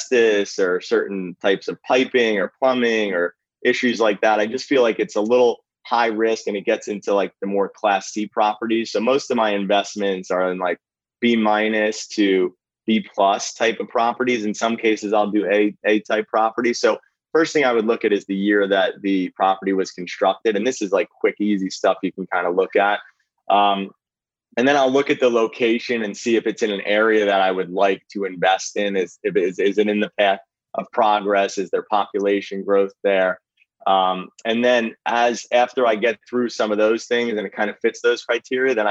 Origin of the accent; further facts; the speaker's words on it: New Jersey, United States; also born or lived in Philadelphia; I grew up in New Jersey